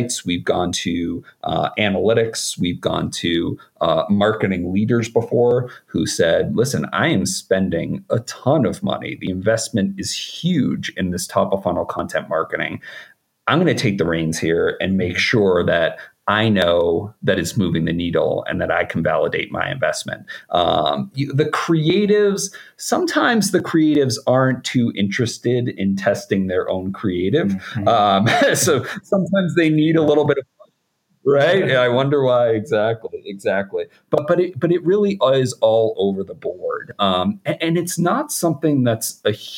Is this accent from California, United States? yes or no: no; outside of Boston, Massachusetts, United States; I grew up outside of Boston